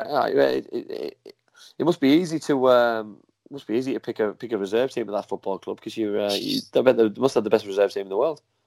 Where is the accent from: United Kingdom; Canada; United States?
United Kingdom; England; I was born in England. My mum and dad were English. You know what I mean? I'm a proud Englishman